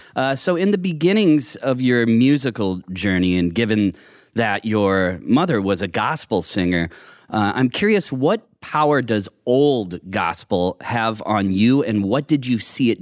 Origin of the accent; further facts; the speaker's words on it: Midwest, United States; I grew up in the Midwest, in the middle of nowhere.